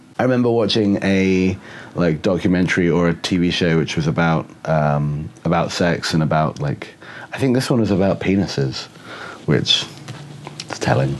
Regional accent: England, United Kingdom; born or raised there; also born or lived in Oxford / Bristol; now in Seattle, United States

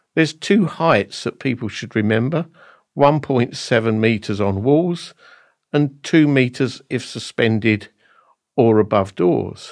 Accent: Basildon, East of England, United Kingdom; Basildon in Essex in my hometown

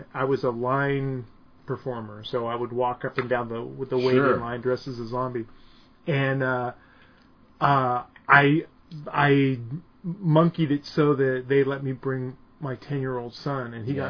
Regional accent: San Jose, California, United States; I grew up in San Jose, so it was a little more urban and stuff

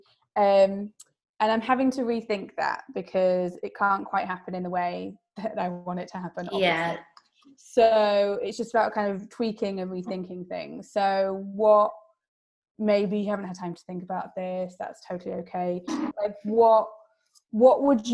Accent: Yorkshire and the Humber, United Kingdom; As a Yorkshire girl

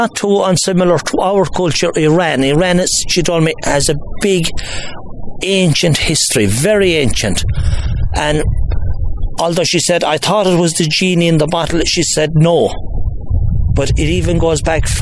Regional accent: Ireland; as the Irish race of people, we were the smallest race of people in Europe

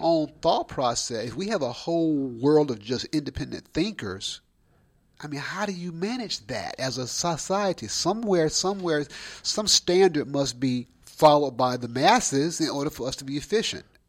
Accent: Alabama, United States; born or raised there

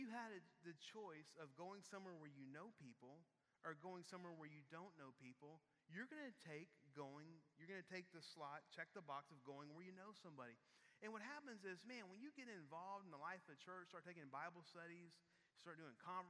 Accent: Houston, Texas, United States; we're from Houston.

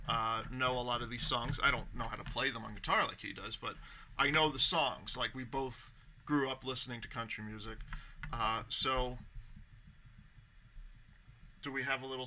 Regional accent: Florida, United States; also born or lived in New York / North Carolina; Yeah, I'm originally from New York, but I grew up a good portion of my life in Florida. I also lived in North Carolina for a few years

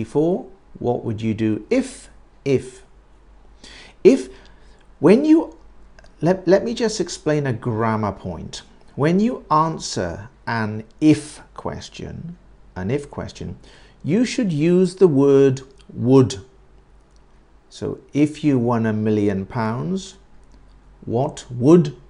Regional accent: United Kingdom; I'm not American. I am British.

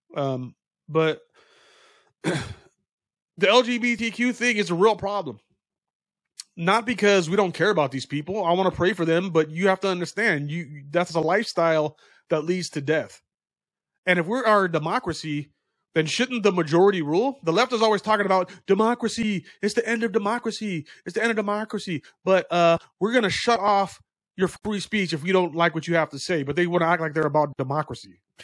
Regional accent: United States; we are American citizens

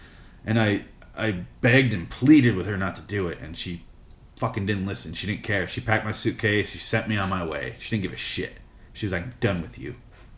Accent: Philadelphia, Pennsylvania, United States; But I was born and raised in West Philadelphia, as we all know.

